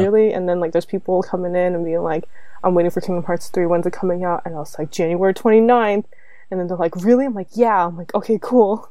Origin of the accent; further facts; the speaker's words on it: Canada; I'm Canadian